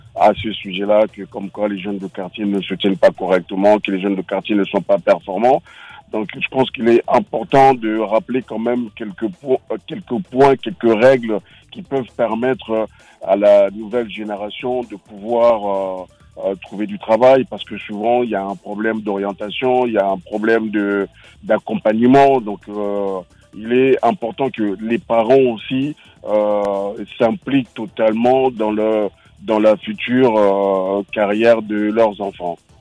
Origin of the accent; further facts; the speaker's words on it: Bondy, Île-de-France, France; j'ai grandi à Bondy